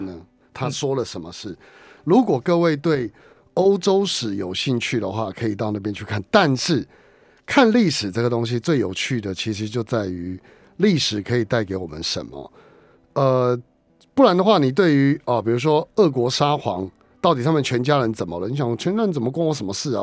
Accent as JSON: {"language": "Chinese", "region": "Keelung", "country": "Taiwan", "tie": "born or raised there", "said": "我在十二岁那一年当时的基隆市立文化中心，我是基隆人嘛"}